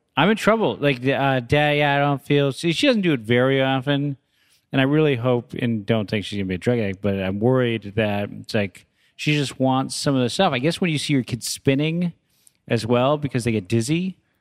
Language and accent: English; San Francisco, California, United States; where I grew up in San Francisco in the avenues